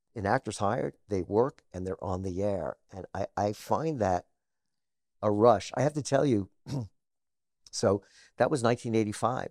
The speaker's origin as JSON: {"language": "English", "town": "Scarsdale", "region": "New York", "country": "United States", "tie": "born or raised there", "also_born_or_lived": "Harlem, New York City", "said": "I was raised in a suburb of New York called Scarsdale"}